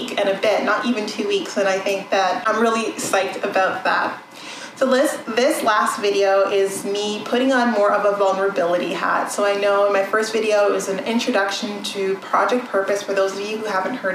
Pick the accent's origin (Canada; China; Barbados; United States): Canada; I'm Canadian. I was born and raised in Canada.